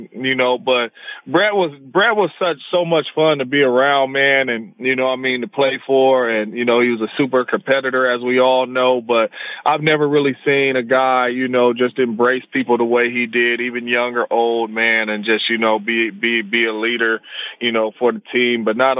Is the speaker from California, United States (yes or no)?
yes; Bay Area, California, United States; moved away as an adult; also born or lived in Green Bay, Wisconsin; growing up in the Bay Area, coming from big city, going to small town, you know, Green Bay, Wisconsin.